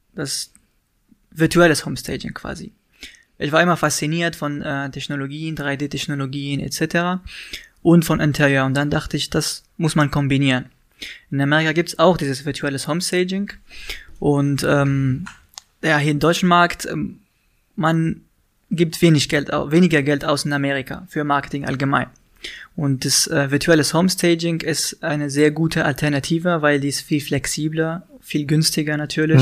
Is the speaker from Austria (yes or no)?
no; Tunisia; German is a second language; moved away as an adult; now in Berlin, Germany; in Tunesien bin ich aufgewachsen, habe ich da studiert, ganz normal